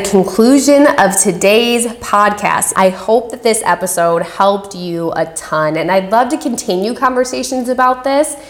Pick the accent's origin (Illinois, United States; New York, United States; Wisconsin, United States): Wisconsin, United States; Shout out to my home state